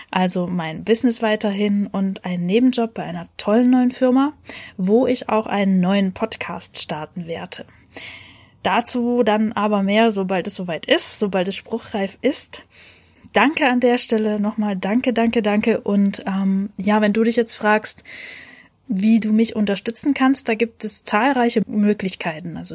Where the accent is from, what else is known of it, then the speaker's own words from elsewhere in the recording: Leipzig, Saxony, Germany; Ich als Leipzigerin darf trotzdem mitmachen.